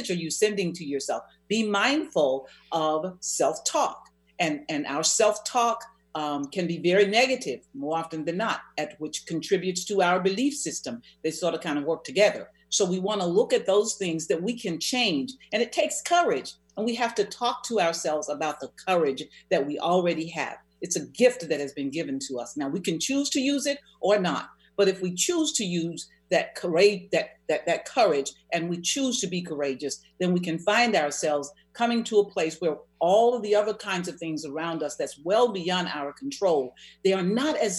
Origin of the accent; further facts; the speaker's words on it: the South, United States; I'm from the South